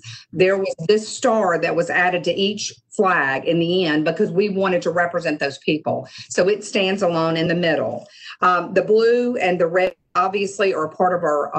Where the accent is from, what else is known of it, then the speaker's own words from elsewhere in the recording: Mississippi Gulf Coast, United States; I've been on the coast for most of my life. I was born in the Delta, so I consider myself, you know, a Mississippian at heart